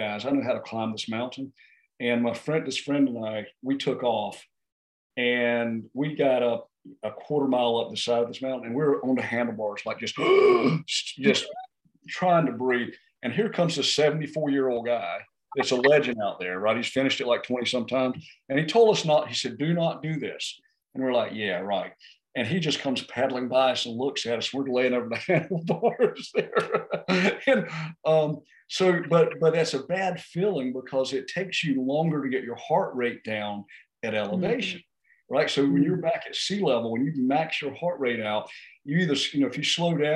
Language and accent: English; North Carolina, United States; we're from North Carolina at 500 feet elevation.